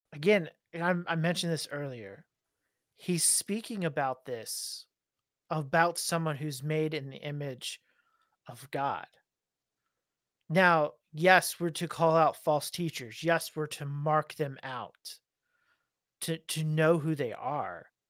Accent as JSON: {"language": "English", "country": "United States", "said": "me as an American"}